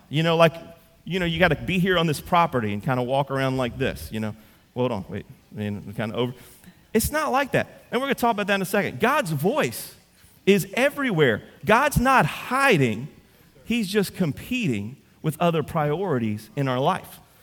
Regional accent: Central, Louisiana, United States; I'm from Central

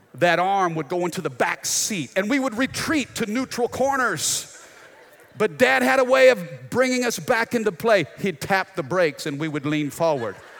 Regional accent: United States; as American citizens

